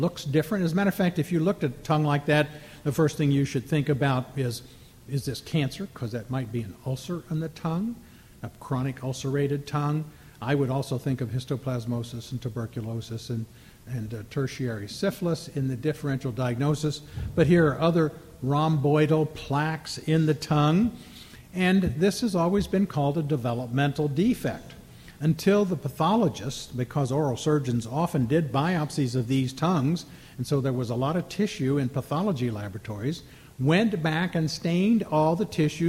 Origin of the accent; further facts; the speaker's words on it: Minnesota, United States; I'm from Minnesota